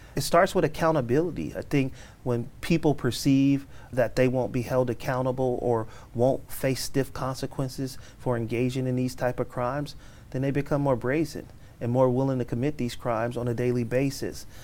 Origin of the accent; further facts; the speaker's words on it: Oakland, California, United States; born and raised in Oakland